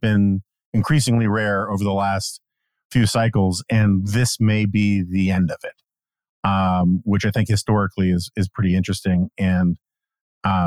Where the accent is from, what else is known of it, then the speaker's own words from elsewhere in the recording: New York, United States; As a kid growing up in New York, there was some establishment, Lichtman's Bakery on 86th in Amsterdam